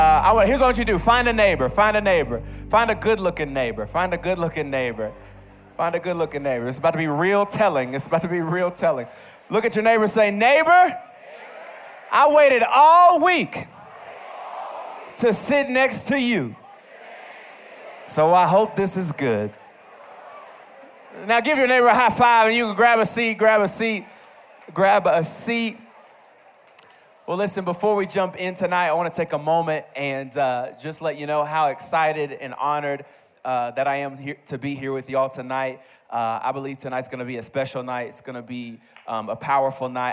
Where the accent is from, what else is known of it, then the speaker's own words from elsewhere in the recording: Bowling Green, Kentucky, United States; I grew up in Bowling Green, Kentucky